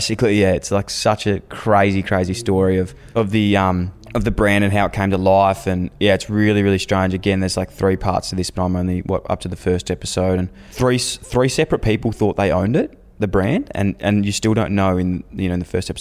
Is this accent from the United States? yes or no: no; Australia; Growing up in Australia